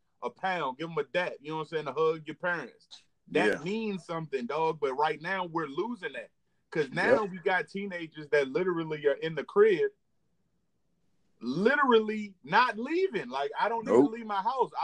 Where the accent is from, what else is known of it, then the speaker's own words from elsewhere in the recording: Williamsburg, Virginia, United States; moved away as an adult; now in Edgewood, Maryland, United States; I'm from Winnsburg, Virginia